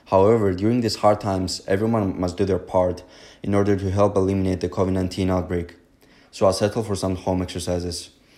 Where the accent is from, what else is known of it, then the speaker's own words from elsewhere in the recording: Cyprus; moved away; I'm from Cyprus